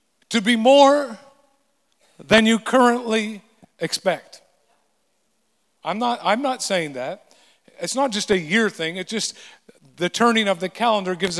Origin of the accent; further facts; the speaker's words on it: the Kootenays, British Columbia, Canada; moved away; growing up in the Kootenays